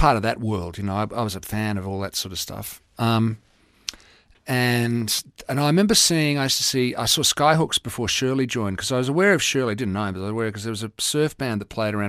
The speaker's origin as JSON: {"language": "English", "area": "Mornington Peninsula", "region": "Victoria", "country": "Australia", "tie": "born or raised there", "also_born_or_lived": "Nigeria", "said": "where we grew up in the Mornings Peninsula"}